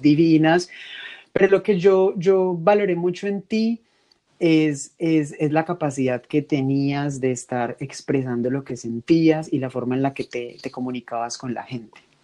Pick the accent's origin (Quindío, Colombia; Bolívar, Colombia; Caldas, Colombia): Caldas, Colombia; Manizales; Ana y yo somos de Manizales, la ciudad más divina de Colombia, la ciudad más llena de montañas de Colombia y crecimos eh, y, estudiamos juntos